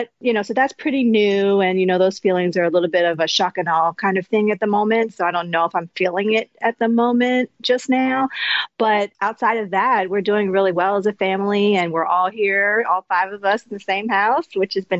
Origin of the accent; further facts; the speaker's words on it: Baltimore, Maryland, United States; moved away as an adult; now in Minnesota, United States; I'm from Baltimore, Maryland, and I grew up in pretty predominantly Black neighborhood